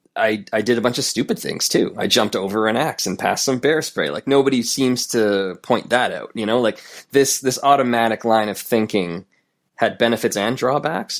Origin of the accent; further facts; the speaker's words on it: Canada; who I am as a Canadian